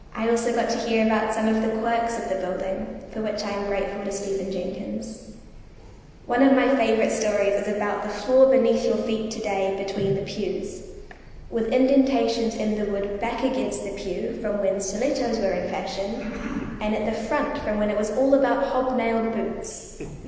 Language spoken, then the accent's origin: English; Wellington, New Zealand; Growing up in Wellington